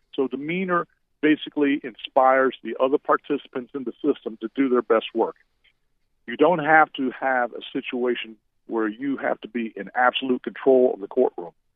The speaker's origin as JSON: {"language": "English", "town": "Orlando", "region": "Florida", "country": "United States", "tie": "born or raised there", "also_born_or_lived": "Seminole County, Florida", "said": "I grew up in the Central Florida area in Orlando, but I've been in the Seminole County area"}